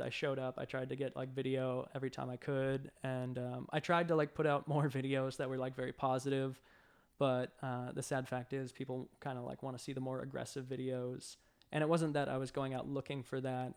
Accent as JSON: {"language": "English", "town": "Boston", "region": "Massachusetts", "country": "United States", "tie": "born or raised there", "also_born_or_lived": "Savannah, Georgia", "moved": "as an adult", "lives_now": "Atlanta, United States", "said": "I grew up in Boston originally, and, uh, I slowly moved my way down south"}